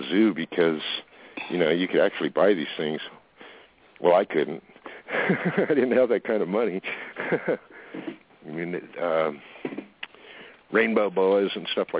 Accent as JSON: {"language": "English", "town": "Fountain Valley", "region": "California", "country": "United States", "tie": "born or raised there", "moved": "yes", "said": "I grew up in Fountain Valley"}